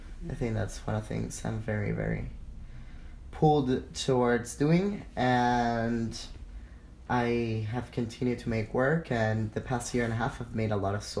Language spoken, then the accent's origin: English; Caracas, Capital District, Venezuela; moved away as an adult; also born or lived in Winona, Minnesota; now in Twin Cities, United States; I'm from Caracas, Venezuela. I moved to Winona, Minnesota, straight from Caracas when I was 18